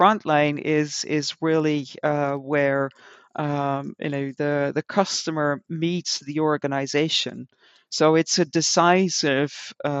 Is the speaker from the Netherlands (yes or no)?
yes; Netherlands; English is a second language; the local supermarket of the village where I grew up in the Netherlands.